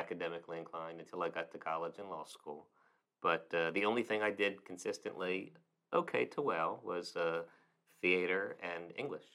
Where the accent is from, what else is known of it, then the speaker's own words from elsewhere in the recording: Rockville, Maryland, United States; we grew up in Rockville, Maryland